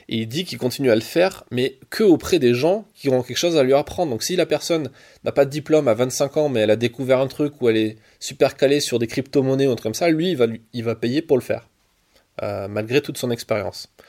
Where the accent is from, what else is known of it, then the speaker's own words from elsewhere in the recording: Marseille, Provence-Alpes-Côte d'Azur, France; parce que moi je viens de Marseille et Paris-Marseille, euh, ça veut dire que je suis obligé d'arriver hier soir